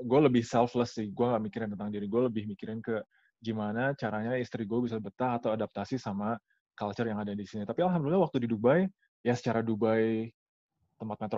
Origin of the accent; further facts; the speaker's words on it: Kuwait; Tapi tapi gue walaupun gue besar besar di Kuwait, gue selalu selalu kangen sama Indonesia sih.